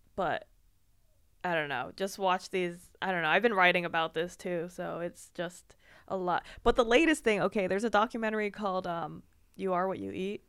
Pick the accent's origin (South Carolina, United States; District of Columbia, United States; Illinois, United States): District of Columbia, United States; Washington; moved away as an adult; now in Austin, United States; The D C area